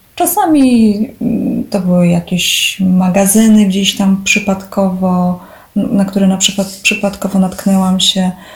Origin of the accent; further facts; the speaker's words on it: Poland; born or raised there